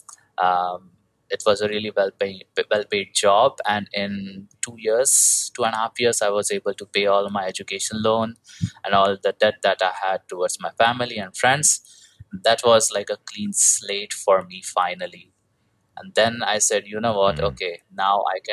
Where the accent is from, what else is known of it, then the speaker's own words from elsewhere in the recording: India; moved away; I'm originally from India. I was having a typical IT job like most Indian people do.